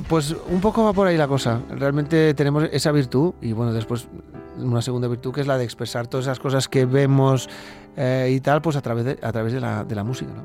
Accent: Catalonia, Spain; also born or lived in Val d'Aran; los catalanes

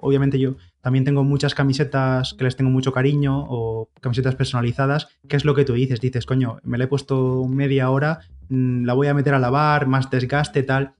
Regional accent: Orihuela, Valencian Community, Spain; la media maratón de Orihuela, que estoy por allí, por mi pueblo

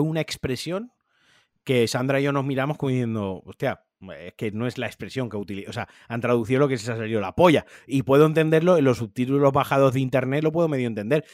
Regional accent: Spain; nosotros siendo españoles

